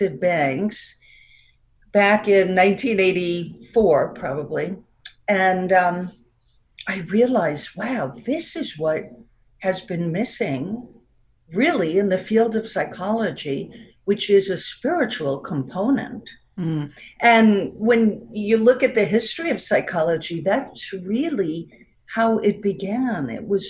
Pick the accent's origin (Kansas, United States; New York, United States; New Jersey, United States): New York, United States; accent: New York; also born or lived in Florida; now in Connecticut, United States; I still have my New York accent